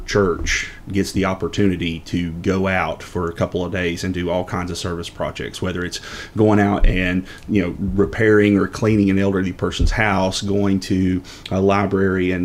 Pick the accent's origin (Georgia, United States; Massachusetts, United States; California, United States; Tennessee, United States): Tennessee, United States; La Follette; I was born and raised in Campbell County